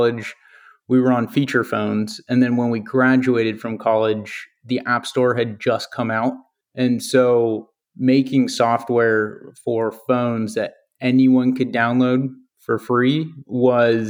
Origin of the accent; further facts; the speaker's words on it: Napa, California, United States; I grew up in Napa